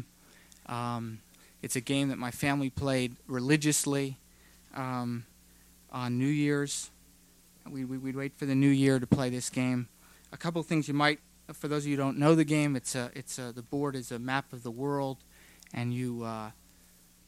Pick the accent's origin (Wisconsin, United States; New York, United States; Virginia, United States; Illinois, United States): Virginia, United States; growing up on the Potomac River in Virginia in a house my parents built